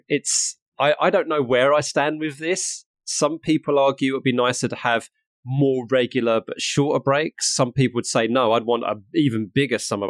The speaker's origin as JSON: {"language": "English", "town": "Harlow", "region": "East of England", "country": "United Kingdom", "moved": "yes", "lives_now": "Norfolk, United Kingdom", "said": "I'm from Harlow in Essex, which is not too far away from Broxbourne"}